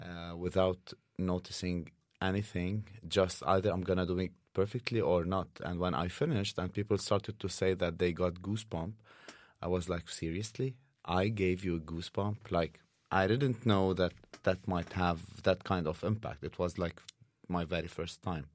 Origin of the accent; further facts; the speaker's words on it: Saudi Arabia; now in Oslo, Norway; I grew up in Saudi Arabia